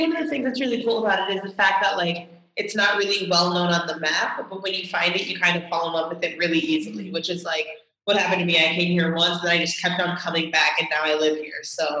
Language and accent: English; New York City, New York, United States; moved away as an adult; now in Javea, Spain; So I'm originally from Brooklyn. So it's interesting because like I'm from Brooklyn and that's where I live and that's where the majority of my family is.